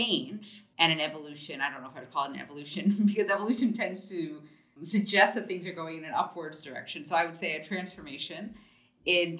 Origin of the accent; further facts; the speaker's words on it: United States; moved away as an adult; also born or lived in Germany; I'm an American by birth